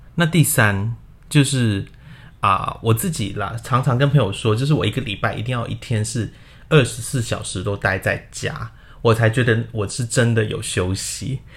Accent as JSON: {"language": "Chinese", "country": "Hong Kong", "tie": "born or raised there", "also_born_or_lived": "Guangdong, China", "moved": "as an adult", "lives_now": "Taiwan", "said": "我在广东出生，然后在香港长大然后一直到现在就来到了台湾念研究所"}